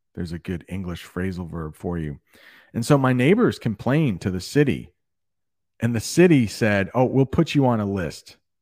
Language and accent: English; United States; I am from the United States